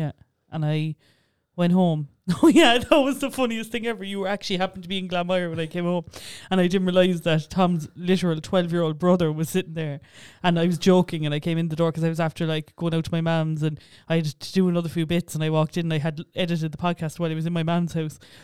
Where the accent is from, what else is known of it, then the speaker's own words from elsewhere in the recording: Ireland; for such a small island, we have so many different accents